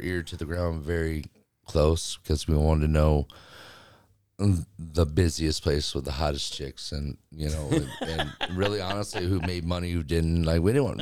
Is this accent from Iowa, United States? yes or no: yes; Cedar Falls, Iowa, United States; moved away as an adult; also born or lived in California; I was born in Cedar Falls, Iowa.